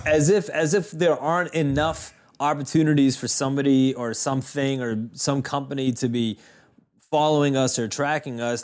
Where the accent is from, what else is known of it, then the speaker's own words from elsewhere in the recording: Boston, Massachusetts, United States; people that we grew up with in Boston